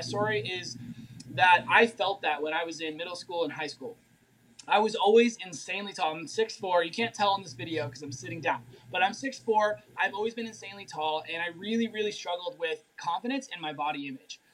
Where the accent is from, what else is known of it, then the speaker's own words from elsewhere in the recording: Durango, Colorado, United States; I am from Durango, Colorado